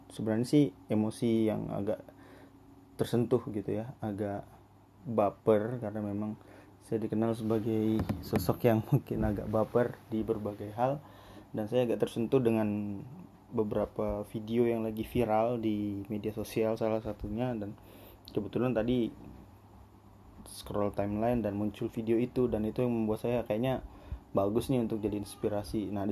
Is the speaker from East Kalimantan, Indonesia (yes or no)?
yes; Berau, East Kalimantan, Indonesia; now in Samarinda, Indonesia; karena kebetulan saya anak rantau dari Kabupaten Burau